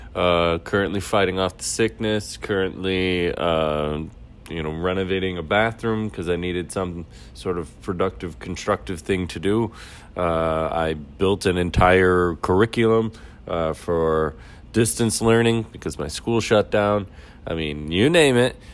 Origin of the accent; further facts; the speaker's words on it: Midwest, United States; I'm from the Midwest.